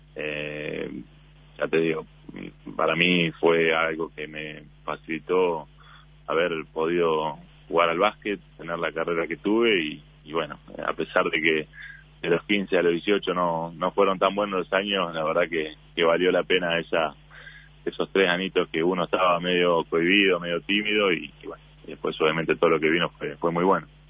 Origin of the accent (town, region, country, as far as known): Uruguay